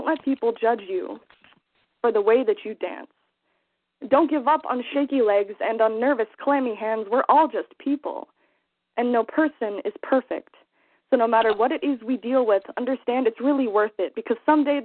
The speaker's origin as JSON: {"language": "English", "area": "Lake of the Ozarks", "region": "Missouri", "country": "United States", "said": "I'm from Lake of the Ozarks in Missouri"}